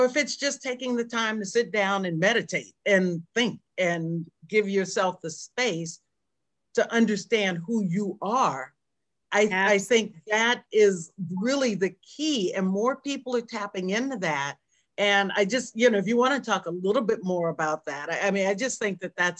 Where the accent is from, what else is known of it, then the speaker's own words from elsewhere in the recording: Berkeley, California, United States; we grew up in Berkeley, California